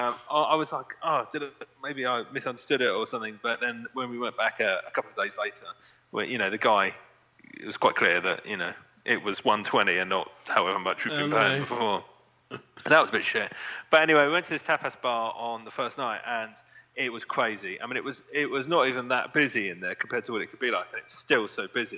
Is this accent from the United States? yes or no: no; England, United Kingdom; being English